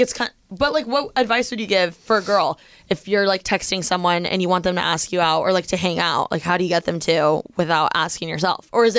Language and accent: English; Midwest, United States; maybe it's because I'm from the Midwest